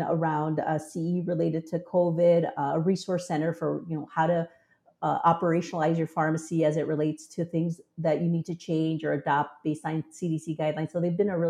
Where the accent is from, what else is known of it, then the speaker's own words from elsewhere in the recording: Southern Arizona, United States; in Southern Arizona, and we used to go to Mexico, talk to the pharmacist, receive our care